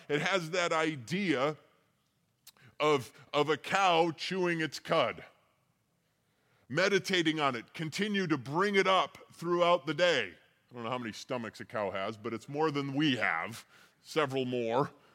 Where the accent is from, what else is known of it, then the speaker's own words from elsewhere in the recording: Colorado, United States; I'm used to, like, the Colorado River, growing up in Colorado